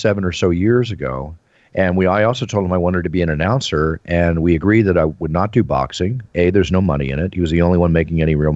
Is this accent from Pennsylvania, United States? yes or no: yes; Philadelphia, Pennsylvania, United States; where I grew up in Philadelphia